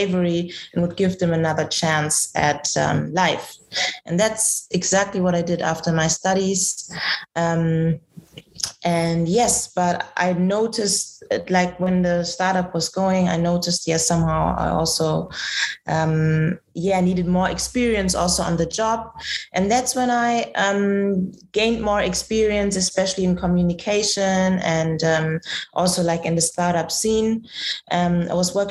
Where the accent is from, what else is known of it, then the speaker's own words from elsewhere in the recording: Germany; moved away as an adult; now in Ghana; I grew up in Germany because I have a German mother